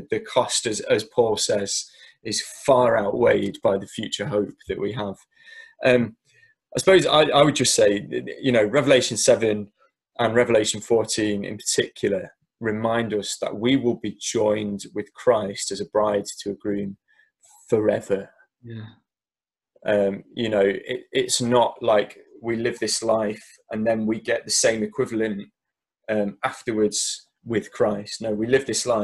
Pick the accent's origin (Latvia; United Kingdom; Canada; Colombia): United Kingdom; Derby, East Midlands; the church I grew up in Derby